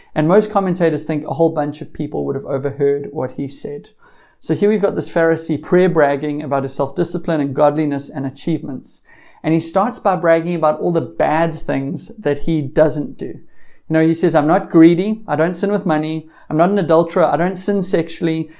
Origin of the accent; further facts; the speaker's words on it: South Africa; being South African